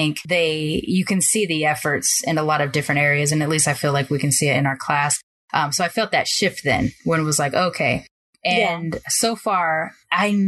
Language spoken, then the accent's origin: English; Long Beach, California, United States; grew up in, you know, on the border of North Long Beach and Compton